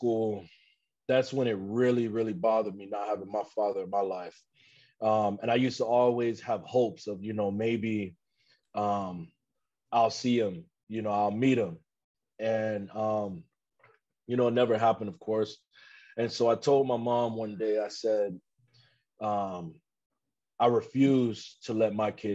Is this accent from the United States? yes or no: yes; Chicago, Illinois, United States; growing up in Chicago